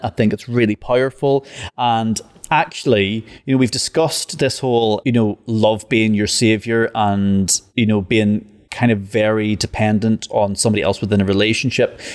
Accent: Ireland; I'm actually Irish

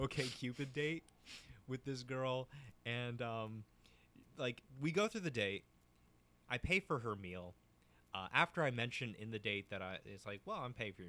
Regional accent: New Port Richey, Florida, United States; also born or lived in Land O'Lakes, Florida; Newport Richey, Florida.

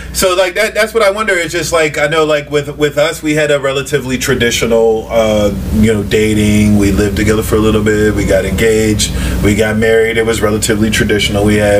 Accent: United States; Instead of being Nigerian American, we're just some kids from the suburbs of D.C. Some African American kids from the suburbs of D.C.

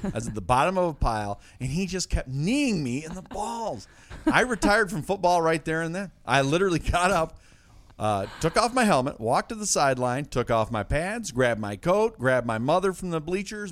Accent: Detroit, Michigan, United States; my hometown Detroit Lions

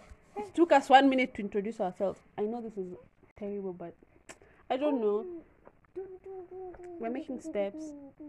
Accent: Kenya; we're from Kenya. Kenya in Africa.

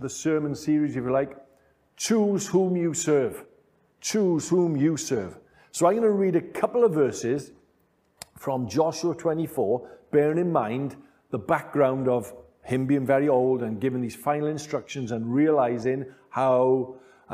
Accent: Wales, United Kingdom; being Welsh and living in this part of the United Kingdom, Wales

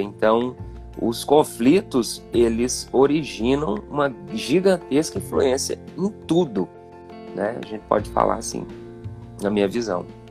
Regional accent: Divinópolis, Minas Gerais, Brazil; now in Campo Belo, Brazil; Eu sou daqui de Campo Belo, muita gente acha que eu não sou daqui, mas eu sou nascido aqui. É, só que bem novinho, né? Meu pai se mudou para Divinópolis, ali a gente ficou naquela região ali.

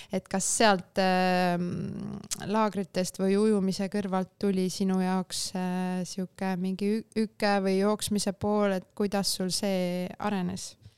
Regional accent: Vinni, Lääne-Viru County, Estonia; ma olen Vinnist pärit, Vinni lähedalt Pajustist

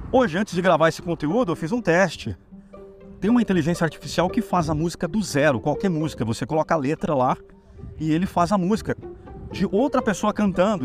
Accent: Brazil; nós somos brasileiros

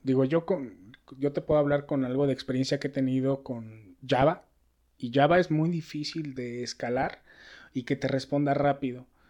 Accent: Mexico; la mentalidad que tenemos nosotros. No quiero decir como mexicanos

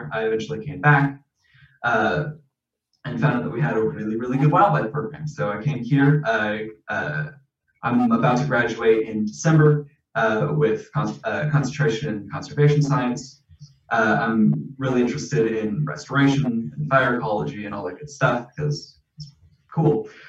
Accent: San Marcos, Texas, United States; So I'm from San Marcos, Texas.

